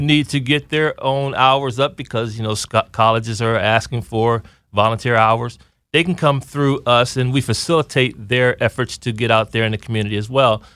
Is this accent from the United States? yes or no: yes; Aliquippa, Pennsylvania, United States; moved away as an adult; I'm from Aliquippa, Pennsylvania. That's a little bit northwest of Pittsburgh